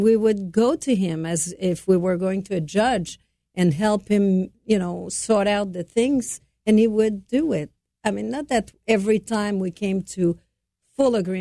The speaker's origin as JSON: {"language": "English", "town": "Montreal", "region": "Quebec", "country": "Canada", "tie": "born or raised there", "said": "I was raised in Montreal from a French-Canadian family."}